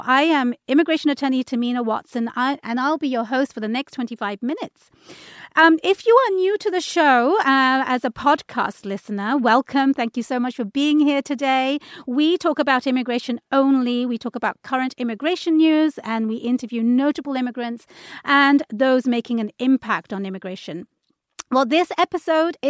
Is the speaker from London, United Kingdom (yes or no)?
yes; London, United Kingdom; moved away as an adult; now in Washington, United States; If you can tune into my accent, I was born in London, UK. I moved here in 2005